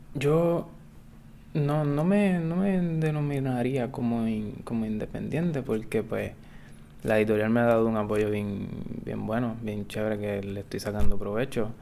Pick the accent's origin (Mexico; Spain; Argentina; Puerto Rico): Puerto Rico; Guayanilla; now in Mayagüez, Puerto Rico; Yo, yo soy del sur de Guayanilla, nacido allá